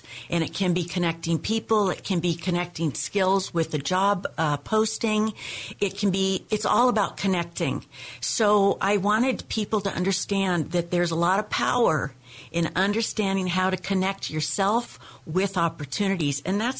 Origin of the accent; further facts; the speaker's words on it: Arizona, United States; also born or lived in Seattle, United States; I was born in Seattle. Then my father, who loved the desert, moved the whole family to Arizona. And from Arizona, I came to California.